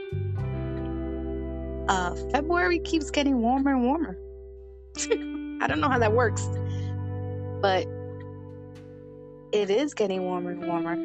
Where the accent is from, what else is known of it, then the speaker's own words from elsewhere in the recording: New York City, New York, United States; public schools in New York, at least as a child growing up in the 80s